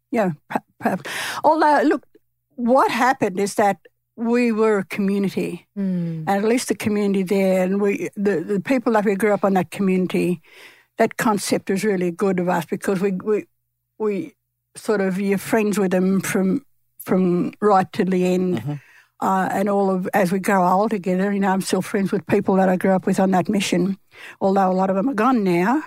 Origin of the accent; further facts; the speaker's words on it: Wiradjuri country, New South Wales, Australia; I'm from Wiradjuri country